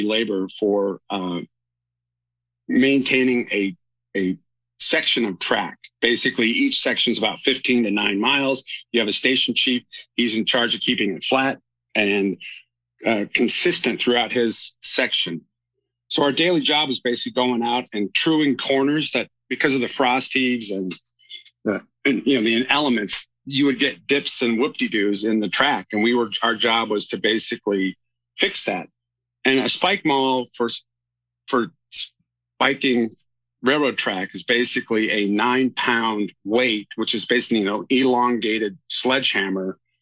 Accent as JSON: {"language": "English", "region": "Alaska", "country": "United States", "tie": "born or raised there", "said": "I grew up in Alaska playing hockey"}